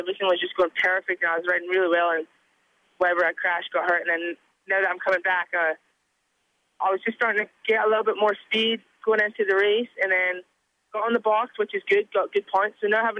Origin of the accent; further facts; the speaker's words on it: Scotland, United Kingdom; Yeah, I'm Scottish.